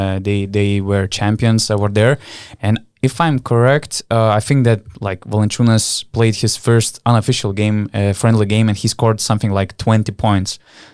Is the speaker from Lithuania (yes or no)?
yes; Panevėžys, Panevėžys County, Lithuania; English is a second language; making fun of hotel walls in Panevėžys, because Panevėžys is my hometown. So, you know, it was painful for me to hear